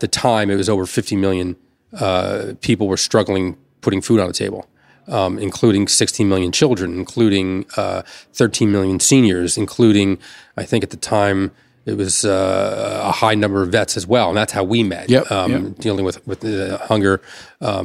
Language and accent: English; Elizabeth, New Jersey, United States; I grew up in Elizabeth, New Jersey